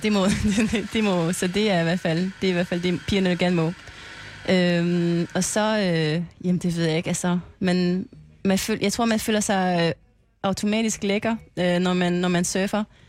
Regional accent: French Polynesia; moved away as an adult; also born or lived in Aarhus, Denmark; now in Klitmøller, Denmark; jeg kommer fra Tahiti

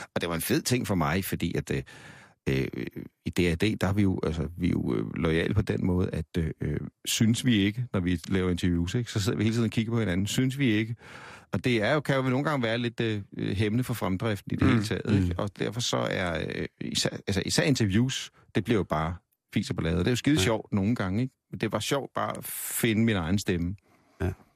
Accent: Denmark; vi er danskere

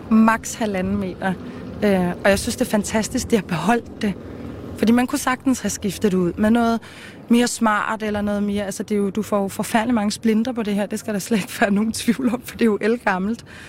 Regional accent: Copenhagen, Capital Region of Denmark, Denmark; born or raised there

